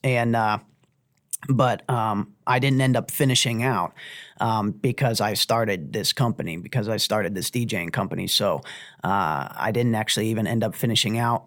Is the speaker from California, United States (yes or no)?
no; Uniontown, Ohio, United States; I graduated from Lake High School, um, and, uh, lived in Uniontown, Ohio